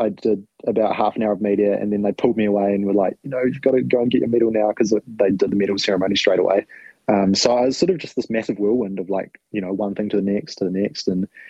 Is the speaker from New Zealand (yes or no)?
yes; New Zealand; I'm a Kiwi, Frankie. I'll put it that way.